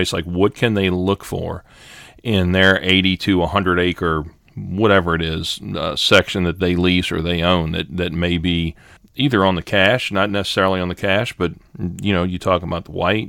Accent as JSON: {"language": "English", "region": "Louisiana", "country": "United States", "said": "I'm from Louisiana"}